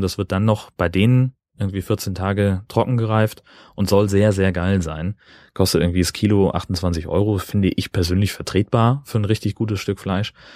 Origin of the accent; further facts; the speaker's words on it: Kiel, Schleswig-Holstein, Germany; als Kieler